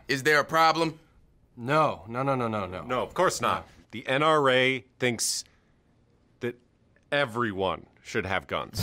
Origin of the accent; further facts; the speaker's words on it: New England, Connecticut, United States; growing up in New England, Connecticut